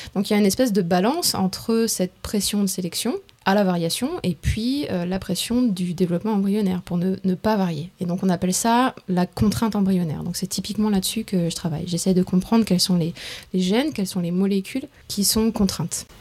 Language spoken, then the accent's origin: French; Strasbourg, Grand Est, France; moved away as an adult; also born or lived in Tours / Marseille / Boston; née à Tours, dans le centre de la France. après, j'ai grandi à Strasbourg